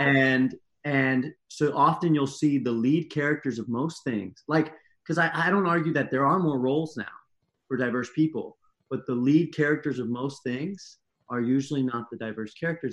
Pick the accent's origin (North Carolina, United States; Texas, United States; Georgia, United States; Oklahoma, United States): Texas, United States; Laredo; first language Spanish; English is a second language; moved away as an adult; now in California, United States; I was born and raised in Laredo, but I am half Persian and half Ecuadorian